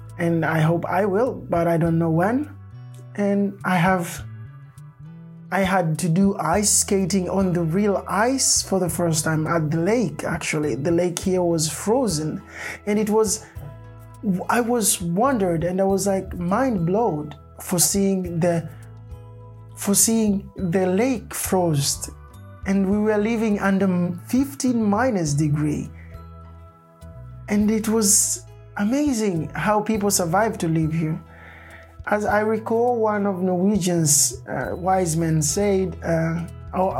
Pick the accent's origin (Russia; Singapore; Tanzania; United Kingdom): Tanzania; moved away as an adult; also born or lived in Norway; now in Kristiansand, Norway; I'm from Tanzania